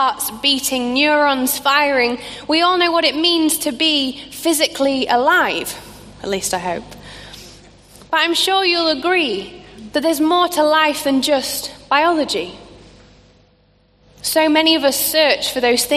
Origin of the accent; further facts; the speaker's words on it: Scunthorpe, Yorkshire and the Humber, United Kingdom; a small church in the town called Scunthorpe, which is where I grew up in Lincolnshire